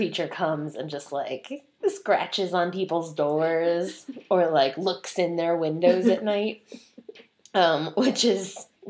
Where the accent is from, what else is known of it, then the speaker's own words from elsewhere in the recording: Detroit, Michigan, United States; So we're from Detroit, which is, like, south.